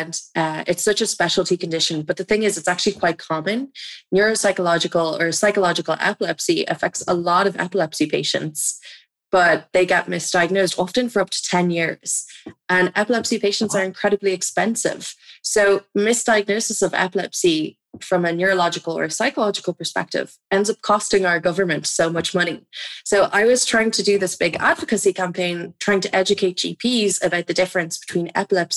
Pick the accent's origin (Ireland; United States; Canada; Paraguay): Ireland; Dublin, Leinster; also born or lived in Amsterdam